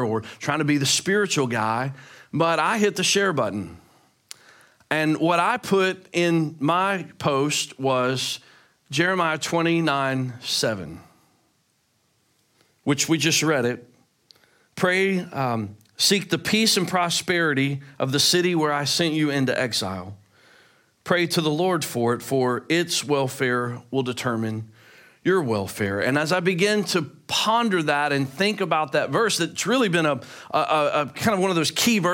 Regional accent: Memphis, Tennessee, United States; I'm from Memphis.

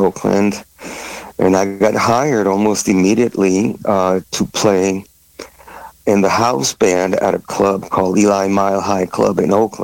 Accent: Paris, Île-de-France, France; I was born and raised in Paris, France.

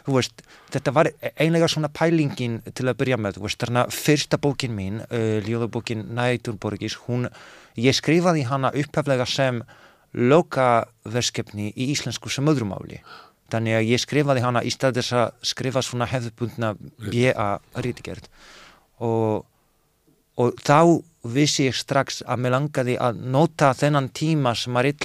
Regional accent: Poland; now in Iceland; þegar ég var að, að þegar ég elst upp þarna í Pólandi þannig að ég nenni ekki að vera aumingi í annað sinn

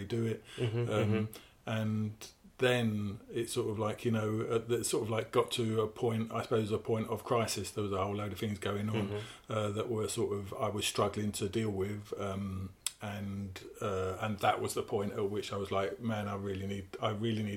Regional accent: Essex, East of England, United Kingdom; I am from Essex. I grew up in Essex

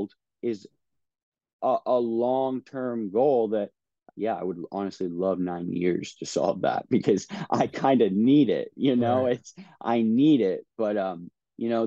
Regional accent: Miami, Florida, United States; my hometown district that I was born and raised

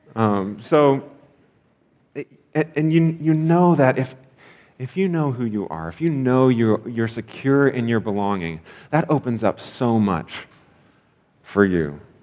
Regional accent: United States; as an American

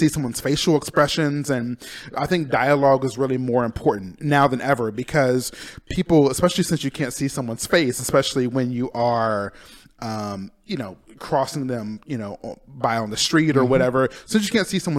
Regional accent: Urbancrest, Ohio, United States; born or raised there; moved away as an adult; also born or lived in Auburn, California / Columbus, Ohio; now in Palm Springs, United States

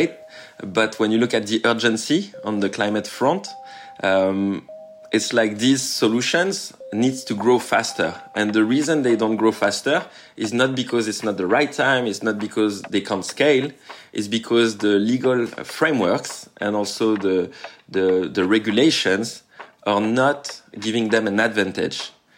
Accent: Tahiti, French Polynesia; I come from Tahiti, French Polynesia. It's a small island in the Pacific Ocean.

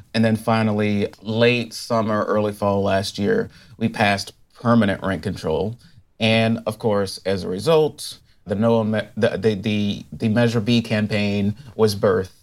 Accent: the South, United States; moved away as an adult; also born or lived in Los Angeles County, California; now in Culver City, United States; I'm from the South. Like, when I moved to L A County, it was in, uh, nineteen ninety-seven and undergrad to go to film school.

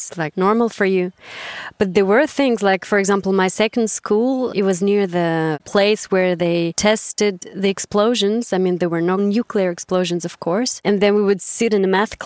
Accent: Sarov, Nizhny Novgorod Oblast, Russia; English is a second language; moved away as an adult; now in Bern, Switzerland; I was born in back then Soviet Union in a small town, which is called Sarov

